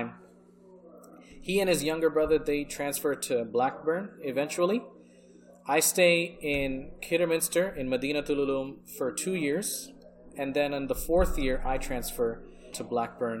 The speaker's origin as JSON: {"language": "English", "country": "United States", "also_born_or_lived": "England", "second_language": "English", "said": "I'm from America"}